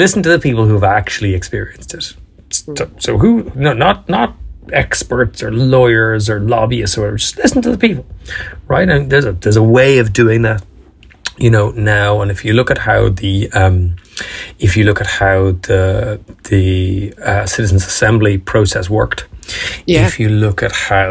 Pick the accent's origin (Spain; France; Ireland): Ireland; Dublin, Leinster; I'm even from Dublin, by the way. I mean, come on. This fucker's from South County Dublin.